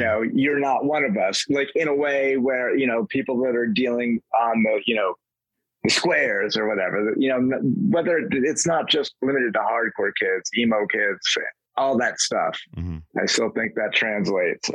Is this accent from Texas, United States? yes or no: no; Vermont, United States; I grew up in Vermont, where the closest dirt road is like three miles away